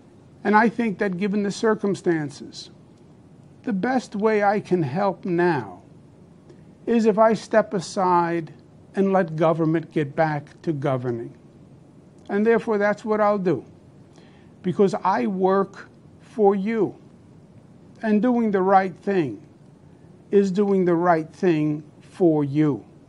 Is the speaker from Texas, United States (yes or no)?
no; New York, United States; Now, you know me. I'm a New Yorker, born and bred. I am a fighter.